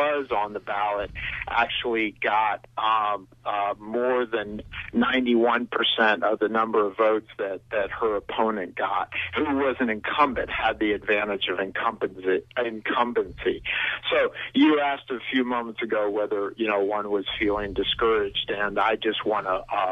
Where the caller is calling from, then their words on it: Belfast, Maine, United States; I'm calling from Belfast.